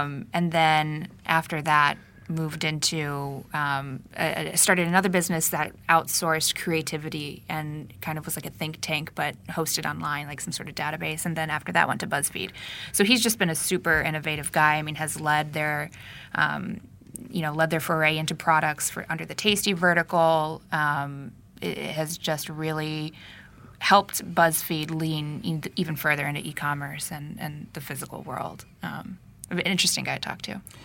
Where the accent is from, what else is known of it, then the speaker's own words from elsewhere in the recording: Northeast Ohio, United States; I'm from Northeast Ohio.